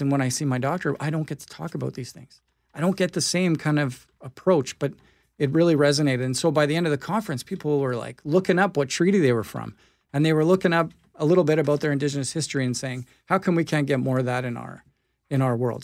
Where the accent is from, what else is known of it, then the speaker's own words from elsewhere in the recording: Winnipeg, Manitoba, Canada; I grew up in the North End. I went to Sisler High